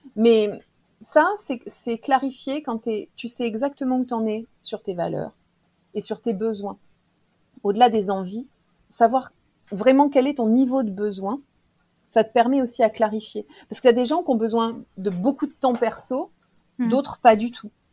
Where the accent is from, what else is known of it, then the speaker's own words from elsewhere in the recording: Clermont-Ferrand, Auvergne-Rhône-Alpes, France; moi je suis de Clermont-Ferrand